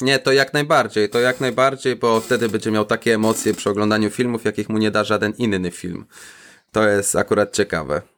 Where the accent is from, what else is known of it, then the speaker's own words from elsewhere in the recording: Zielona Góra, Lubusz Voivodeship, Poland; moved away as an adult; now in Israel; za dzieciaka jeszcze chodziło się po kanałach burzowych pod moim miastem, pod Zieloną Górą, skąd pochodzę